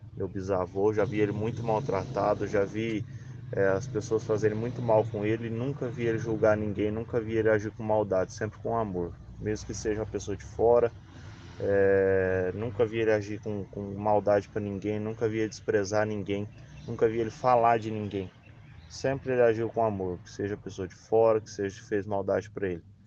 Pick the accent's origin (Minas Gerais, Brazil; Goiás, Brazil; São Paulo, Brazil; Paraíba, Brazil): São Paulo, Brazil; São José do Rio Preto; Sou de São José do Rio Preto, São Paulo